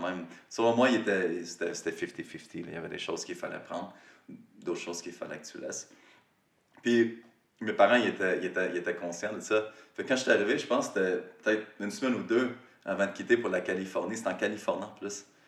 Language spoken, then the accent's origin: French; Rivière-du-Loup, Quebec, Canada; moved away as an adult; also born or lived in Montreal; j'étais parti de Rivière-du-Loup, j'avais déménagé à Montréal